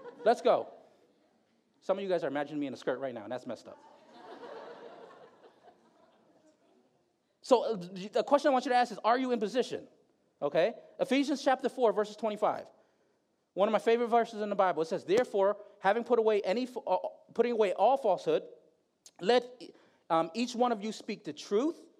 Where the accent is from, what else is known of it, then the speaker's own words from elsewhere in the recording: Bridgeport, Connecticut, United States; also born or lived in Philippines; I grew up in Bridgeport